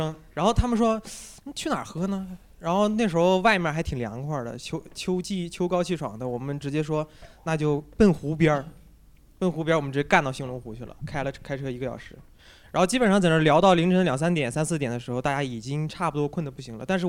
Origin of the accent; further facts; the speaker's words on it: Northeast China, China; moved away; 我也是东北人